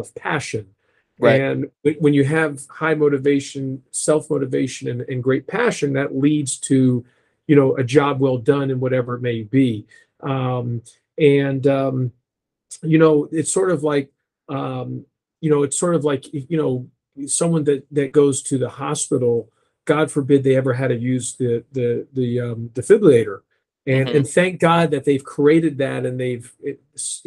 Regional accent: Kingwood, Texas, United States; We grew up in Kingwood, Texas, in that Kingwood-Humble area

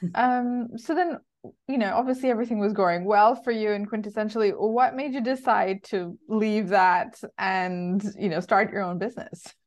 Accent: Bangkok, Thailand; moved away as an adult; I was born in Bangkok. So the first twenty years of my life was in Asia.

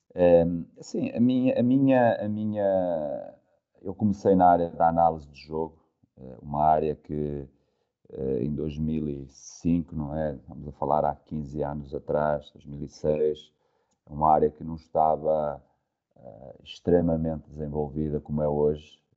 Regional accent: Amares, Norte, Portugal; moved away as an adult; also born or lived in Rio Maior; um clube da minha terra, que era o Futebol Clube da Mares

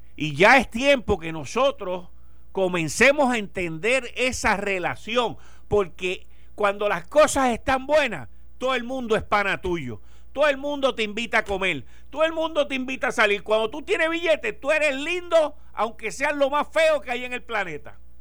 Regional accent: Puerto Rico

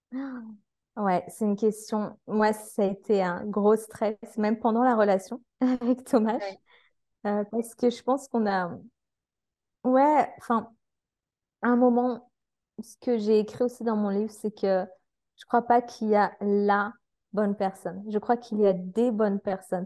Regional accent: France; en tant que Français

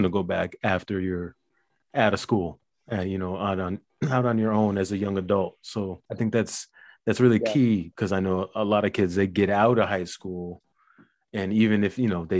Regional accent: Schenectady, New York, United States; I grew up in Schenectady

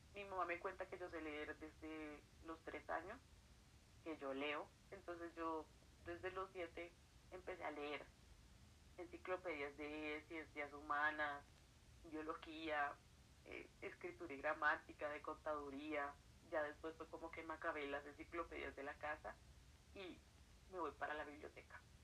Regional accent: Colombia; soy de Colombia, estoy actualmente en la ciudad de Bogotá, la capital del país.

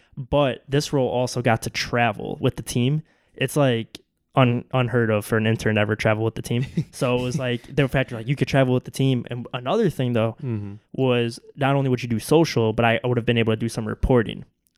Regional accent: Wheeling, Illinois, United States; And being back in Chicago, of course, got born and raised in Wheeling, so not too far from here, Wheeling, Buffalo Grove area.

